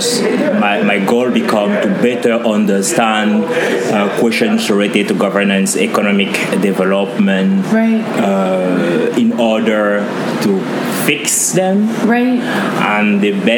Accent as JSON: {"language": "English", "country": "Cameroon", "tie": "born or raised there", "moved": "yes", "lives_now": "Anchorage, United States", "said": "I was born in Cameroon, which is usually called Africa in miniature."}